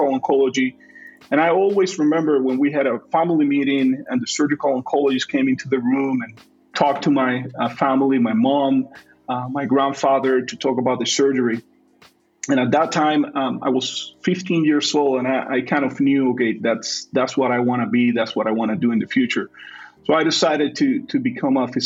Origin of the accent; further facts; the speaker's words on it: Panama; first language Spanish; English is a second language; also born or lived in Chicago, Illinois; now in Providence, United States; I'm originally from Panama, so Spanish is my first language